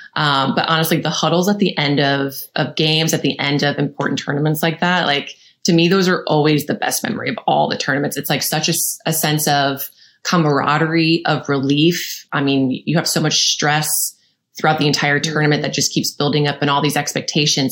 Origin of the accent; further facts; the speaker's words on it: St. Louis, Missouri, United States; I'm from St. Louis, Missouri